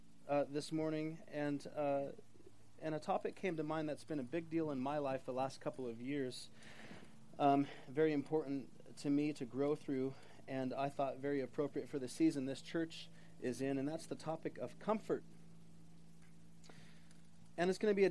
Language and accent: English; Los Osos, California, United States; moved away as an adult; also born or lived in Minnesota; I grew up in Los Osos